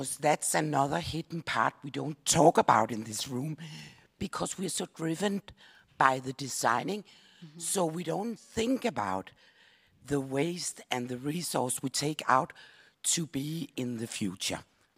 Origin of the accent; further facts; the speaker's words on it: Denmark; I'm from Denmark. I come from a small island.